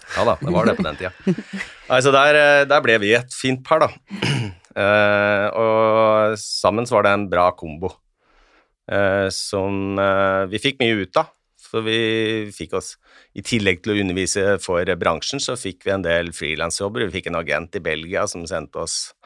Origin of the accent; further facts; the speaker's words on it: Hedmarken, Innlandet, Norway; Jeg er fra Hedmarken